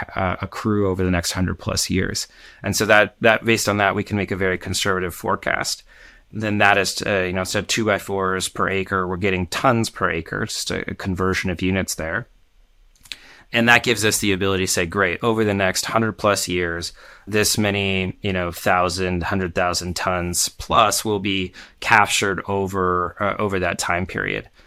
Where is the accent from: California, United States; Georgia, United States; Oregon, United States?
Oregon, United States; Portland; my hometown, Portland